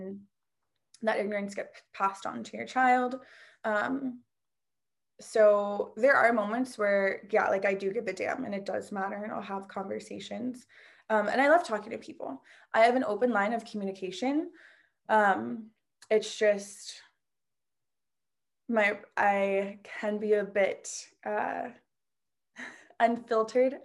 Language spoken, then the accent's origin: English; Washington, District of Columbia, United States; also born or lived in Queens, New York; I was raised in DC, like outside of DC